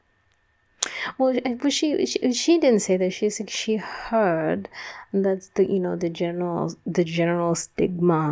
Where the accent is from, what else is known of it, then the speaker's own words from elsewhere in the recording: United States; growing up in the United States